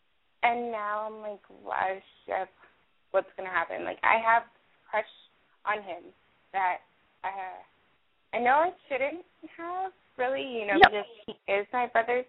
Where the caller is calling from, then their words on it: North Hollywood, California, United States; from North Hollywood.